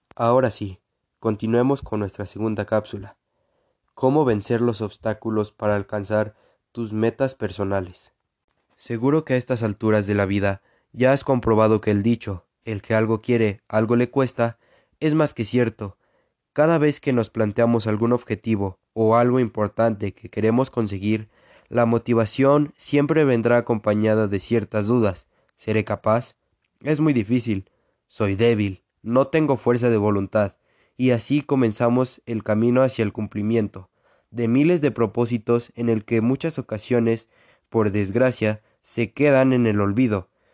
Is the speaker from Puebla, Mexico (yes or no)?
yes; Puebla, Mexico; now in Aquixtla, Mexico; Nací en en Puebla, México, pero actualmente vivo en Aquixtla, Puebla.